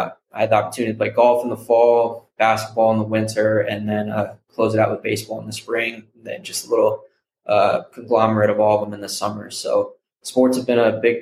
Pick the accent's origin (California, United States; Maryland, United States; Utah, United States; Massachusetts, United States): Utah, United States; Salt Lake City; moved away as an adult; also born or lived in San Francisco Bay Area; now in San Francisco, United States; I'm originally from Salt Lake City, Utah. I was born and raised there, grew up 18 years